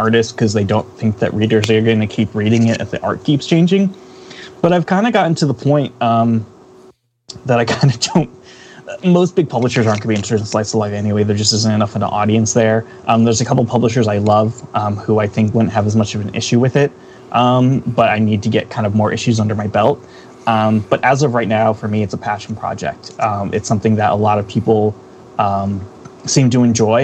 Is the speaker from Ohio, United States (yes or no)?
no; Philadelphia, Pennsylvania, United States; it's my hometown. I love Philadelphia